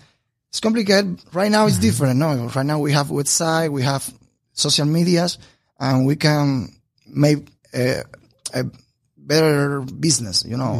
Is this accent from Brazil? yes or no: no; Bayamo, Granma, Cuba; English is a second language; moved away as an adult; also born or lived in Santiago de Cuba, Cuba; now in Havana, Cuba; I was born in Bayamo, a small city in the east of Cuba.